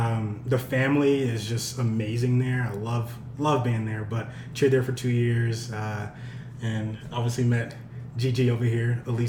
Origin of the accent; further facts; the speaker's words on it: Beaumont, Texas, United States; moved away as an adult; now in Colorado, United States; I started cheering in college. I am from Texas, so I grew up in Beaumont.